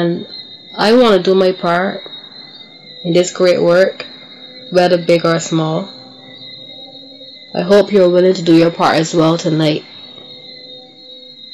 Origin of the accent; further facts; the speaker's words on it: Barbados; my hometown, Barbados, where I was born and raised